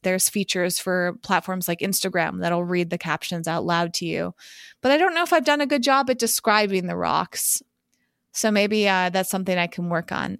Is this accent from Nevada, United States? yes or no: no; Massachusetts, United States; When I was growing up in Massachusetts